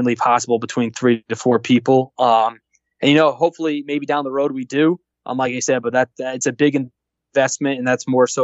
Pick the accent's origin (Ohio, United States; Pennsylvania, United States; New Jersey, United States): Pennsylvania, United States; Scranton; also born or lived in North Jersey; I was born in North Jersey. I grew up in Scranton, PA.